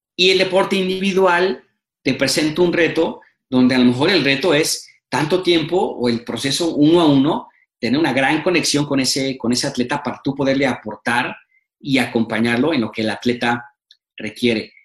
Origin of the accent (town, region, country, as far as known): Mexico